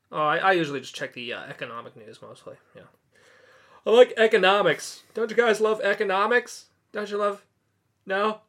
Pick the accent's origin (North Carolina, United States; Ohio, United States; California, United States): California, United States; Orange County; moved away as an adult; now in Tokyo, Japan; I'm from Orange County, California